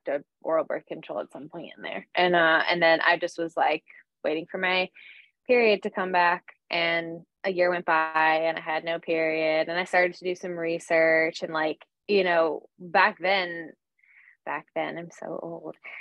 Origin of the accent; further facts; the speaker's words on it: North Carolina, United States; also born or lived in Astoria, New York; now in New York, United States; I grew up in North Carolina